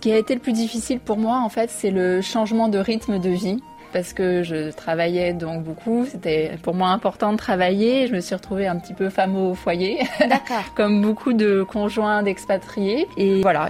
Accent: Paris, Île-de-France, France; moved away as an adult; now in South Korea; j'ai grandi à Paris dans le 13e arrondissement qui est le quartier chinois

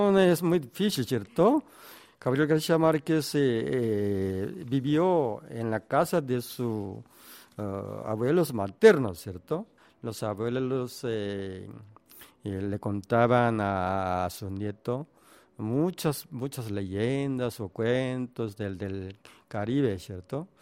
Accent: South Korea; Spanish is a second language; siendo un coreano

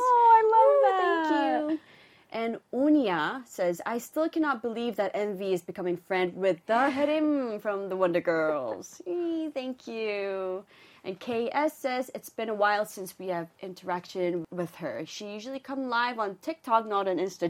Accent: Hong Kong; moved away; I grew up in Hong Kong.

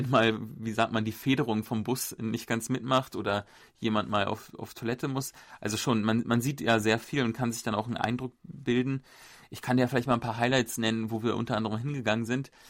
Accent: Germany; Und für mich als Deutscher war das sehr interessant, weil viele von diesen Plattenbauten haben mich auch ein bisschen an Berlin erinnert, also an Ostberlin.

